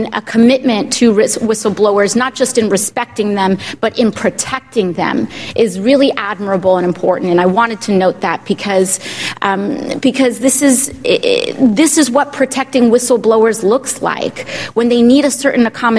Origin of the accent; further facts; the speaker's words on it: New York, United States; as a New Yorker